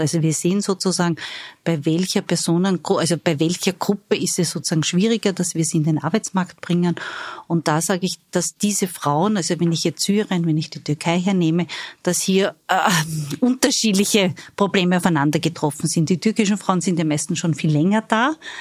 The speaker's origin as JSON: {"language": "German", "region": "Styria", "country": "Austria", "moved": "yes", "said": "Ich bin Steirerin"}